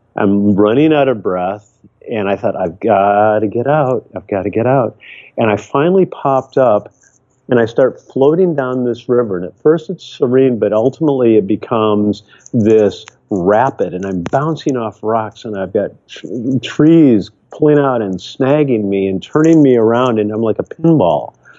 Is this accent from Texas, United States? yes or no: no; Michigan, United States; now in Seattle, United States; growing up in Michigan